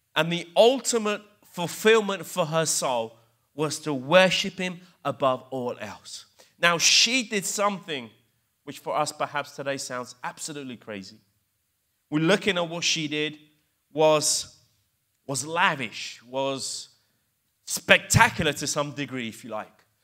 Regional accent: England, United Kingdom; accent: English; also born or lived in Italy; growing up as immigrants in England, because I grew up in England, believe it or not, hence my English accent.

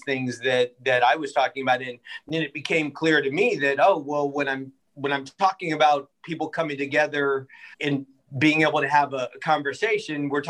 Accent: Berkeley, California, United States; also born or lived in San Francisco / Oakland; I grew up in Berkeley, California. I was born in San Francisco, never lived there, raised in Berkeley, living in Oakland now.

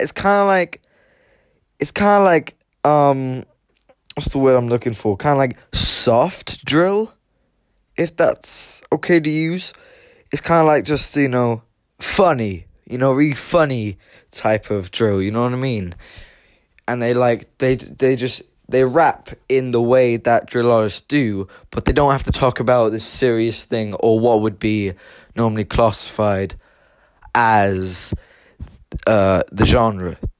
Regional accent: Limerick, Munster, Ireland; I am, myself is Irish. I was born in Limerick County. And the city I was born in, Limerick City

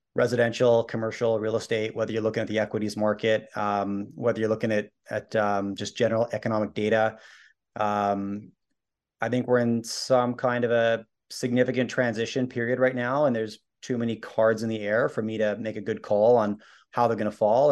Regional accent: Canada; I'm Canadian, my wife's American

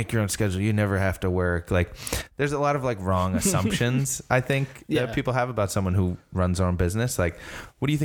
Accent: Massachusetts, United States; moved away; I'm originally from Mass

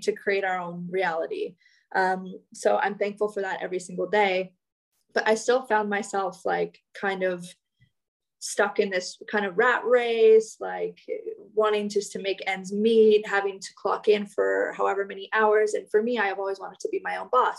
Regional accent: Canada; now in Indonesia

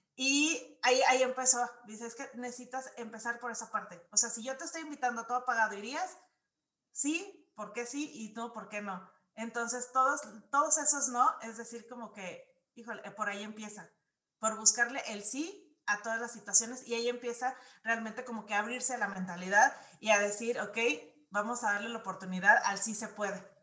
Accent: Guadalajara, Jalisco, Mexico; moved away; also born or lived in Mexico City; yo nací eh, en Guadalajara. Entonces viví en Ciudad de México

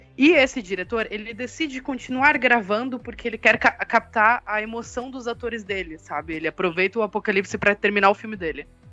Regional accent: Blumenau, Santa Catarina, Brazil; eu sou de Santa Catarina, eu sou de Blumenau

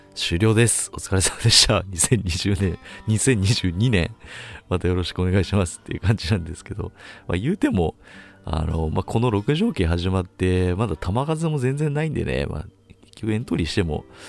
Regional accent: Chiba, Japan; 僕と同じ千葉県出身ってことで

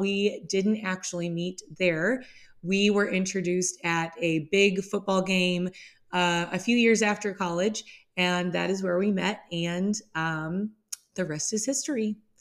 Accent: Midwest, United States; I am born and raised in the Midwest. I still live within the Midwest

